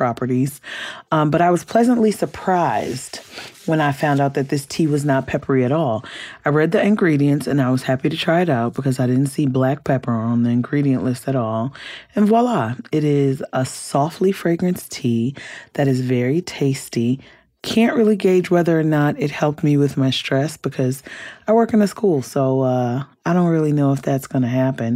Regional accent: Compton, California, United States; I grew up in California. I grew up in Compton

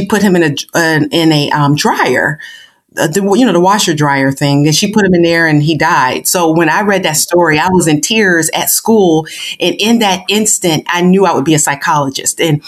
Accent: Buffalo, New York, United States; originally I am from Buffalo, New York, born and raised inner city of Buffalo

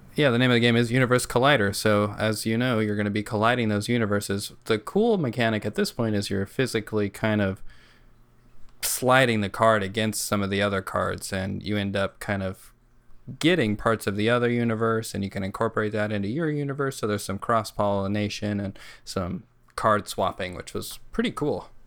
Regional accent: New Mexico, United States; So we're all from New Mexico

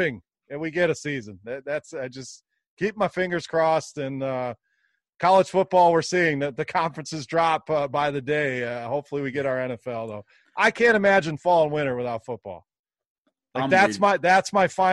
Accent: Wisconsin, United States; moved away as an adult; also born or lived in Fort Walton Beach, Florida; now in Michigan, United States; I'm originally from Wisconsin

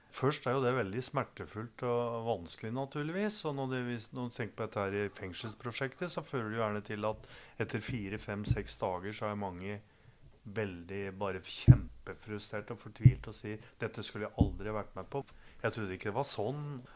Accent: Gjøvik, Innlandet, Norway; Jeg har vokst opp på Gjøvik

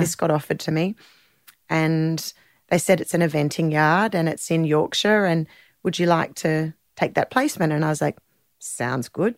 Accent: Sydney, New South Wales, Australia; I grew up in the North Shore of Sydney

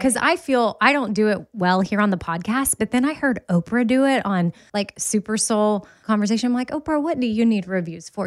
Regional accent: Austin, Texas, United States; moved away; I was born and raised in Austin

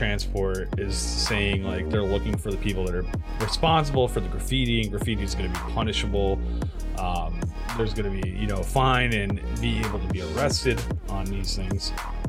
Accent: upstate New York, United States; upstate New York, honestly, as we were growing up.

